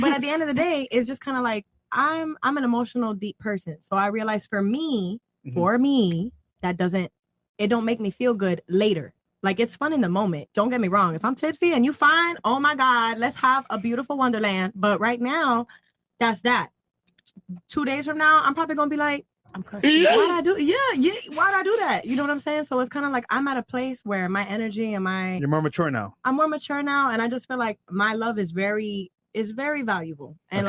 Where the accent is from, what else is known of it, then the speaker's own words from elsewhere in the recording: Miami, Florida, United States; first off, I'm going to say I'm from Miami